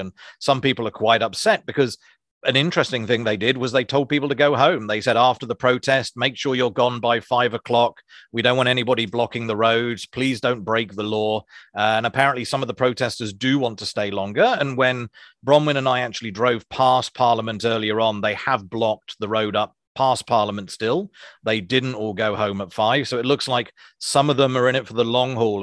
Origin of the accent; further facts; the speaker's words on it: Isles of Scilly, South West England, United Kingdom; moved away as an adult; now in Wellington, New Zealand; I come from a small group of islands called the Isles of Scilly off the coast